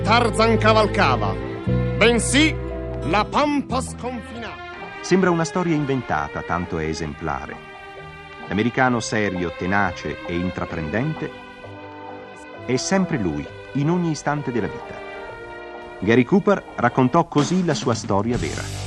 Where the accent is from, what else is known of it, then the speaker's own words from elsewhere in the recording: Naples, Campania, Italy; sono napoletano